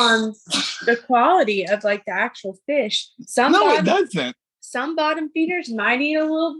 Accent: Texas, United States; moved away; I'm from Texas.

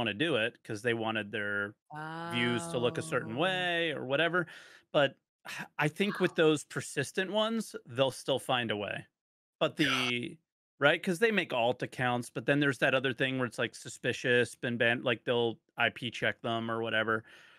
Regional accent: New Jersey, United States; Yeah, I'm from New Jersey. What do you want? I'm so sorry. I sound like an asshole.

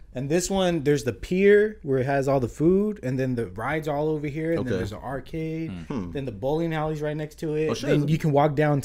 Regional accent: Watsonville, California, United States; moved away; Watsonville is my hometown, but Santa Cruz County.

